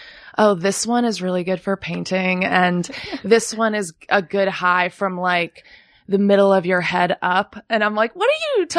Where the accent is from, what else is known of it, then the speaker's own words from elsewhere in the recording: Kalamazoo, Michigan, United States; moved away; also born or lived in Brooklyn; I grew up in Kalamazoo, Michigan, which is in like the southwest corner of the state. It's about halfway between Detroit and Chicago.